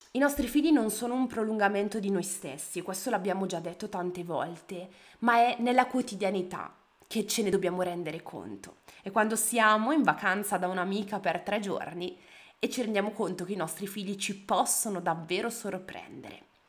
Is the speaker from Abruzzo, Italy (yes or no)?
no; Bergamo, Lombardy, Italy; io sono di Bergamo